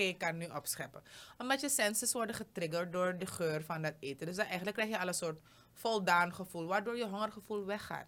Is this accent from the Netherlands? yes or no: no; Suriname